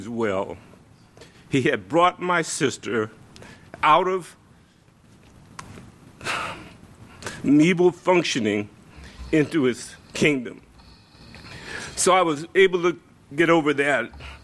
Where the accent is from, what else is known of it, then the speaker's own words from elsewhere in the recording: Louisiana, United States; moved away; I'm from Louisiana